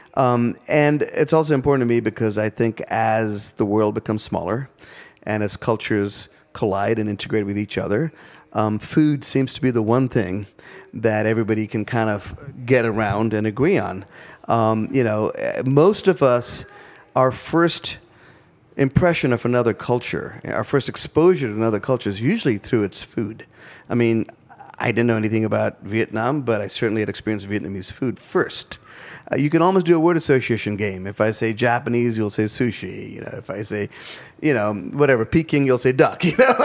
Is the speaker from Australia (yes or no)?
no; India; now in Asheville, United States; I'm still an Indian interpreting Southern food through the lens of being an Indian